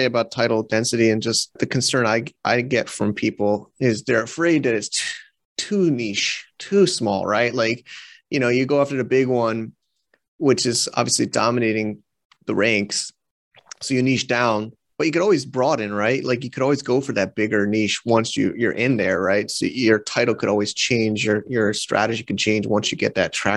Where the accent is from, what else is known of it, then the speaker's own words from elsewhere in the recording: United States; now in China; we're both American